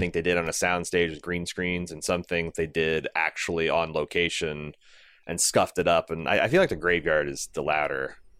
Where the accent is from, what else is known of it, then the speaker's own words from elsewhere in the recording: Midwest, United States; growing up in the Midwest